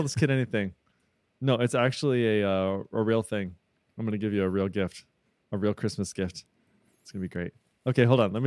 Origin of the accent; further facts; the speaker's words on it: Bloomington, Illinois, United States; I'm from Bloomington, Illinois. Bloomington Normal, Illinois